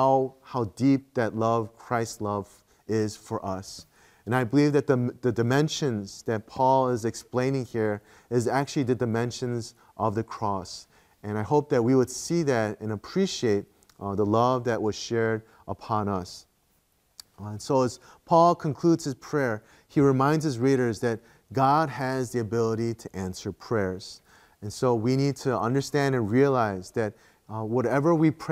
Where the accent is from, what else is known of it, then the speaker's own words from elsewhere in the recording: Midwest, United States; moved away as an adult; also born or lived in Korea; growing up in the Midwest and the States